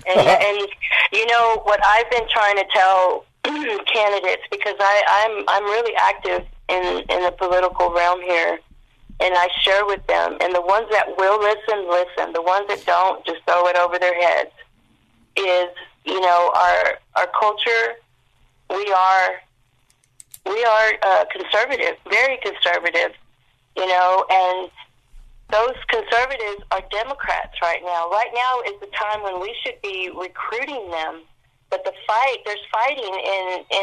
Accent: Fort Worth, Texas, United States; moved away as an adult; I was away from Fort Worth for over 20 years and I came back about eight years ago and came to my hood which is south side of Fort Worth

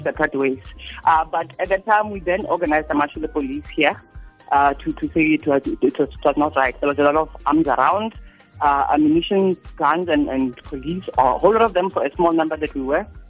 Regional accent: Rustenburg, North West, South Africa; I'm from Rustenburg

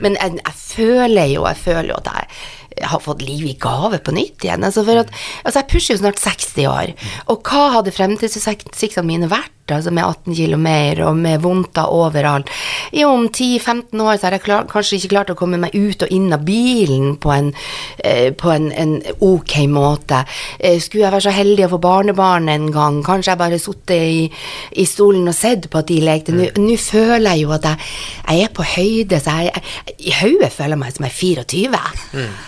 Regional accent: Northern Norway, Norway; jeg er nordlending og er vant til det

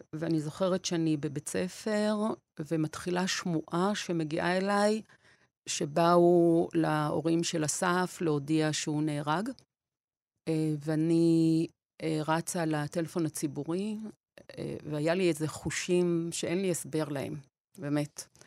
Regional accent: Beersheba, Southern District, Israel; born or raised there; also born or lived in Wrocław, Poland / Nahariya, Israel

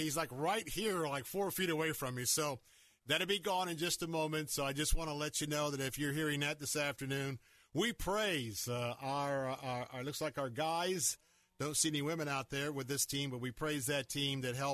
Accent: United States; I, as an American

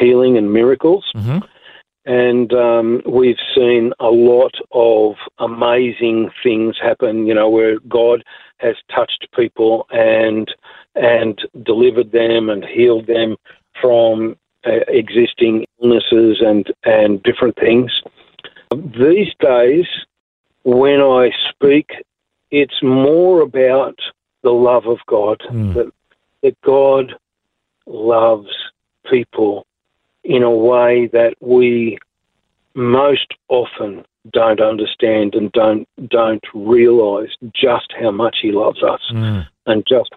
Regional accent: Belmont, New South Wales, Australia; moved away as an adult; also born or lived in Sawtell, New South Wales; when I left school in 1977, in 1978, I went to a new place. I moved from Belmont on Lake Macquarie to Sawtell near Coffs Harbour

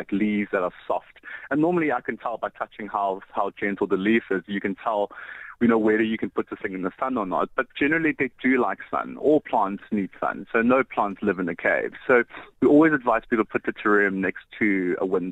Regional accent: Johannesburg, Gauteng, South Africa; moved away as an adult; also born or lived in Cape Town; I'm actually from Johannesburg

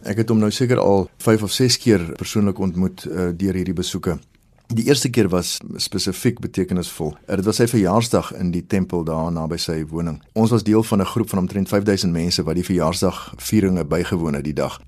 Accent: South Africa; as 'n Afrikaner

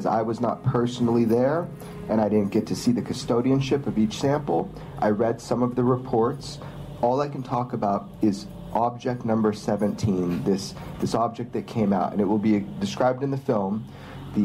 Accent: Pioneertown, California, United States; my hometown, Pioneertown, California

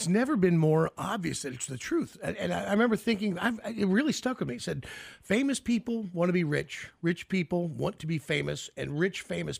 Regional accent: United States

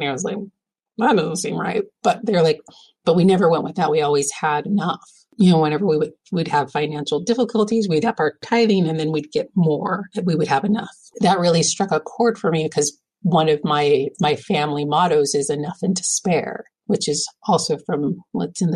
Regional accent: California, United States; there's an older couple in my ward growing up in California

